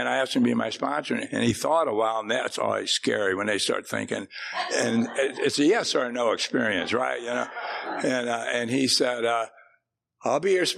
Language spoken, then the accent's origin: English; St. Louis, Missouri, United States; moved away as an adult; now in Texas, United States; I grew up in St. Louis, so I kind of burned that city down and then moved down here